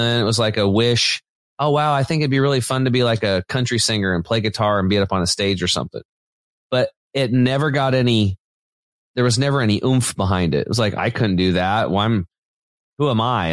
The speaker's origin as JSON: {"language": "English", "region": "Eastern Oregon", "country": "United States", "tie": "born or raised there", "said": "I grew up on Eastern Oregon on a farm, kind of a redneck background"}